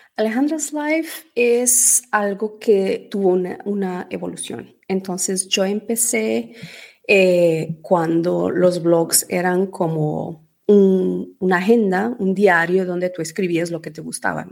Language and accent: Spanish; Portugal; moved away as an adult; also born or lived in Venezuela / Spain / Dubai; now in England, United Kingdom; Mis padres son portugueses